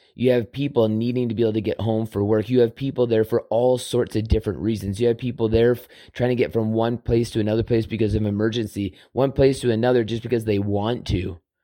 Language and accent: English; Southern Alberta, Canada; growing up on Southern Alber-, in Southern Alberta on a farm